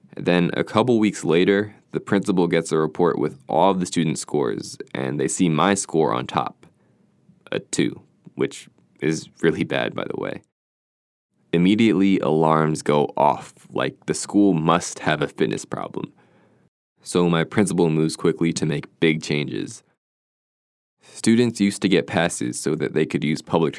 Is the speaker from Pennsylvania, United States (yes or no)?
yes; Philadelphia, Pennsylvania, United States; I grew up in Philadelphia